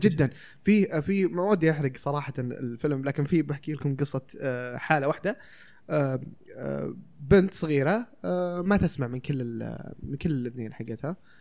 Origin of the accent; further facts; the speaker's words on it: Saudi Arabia; عندنا في السعودية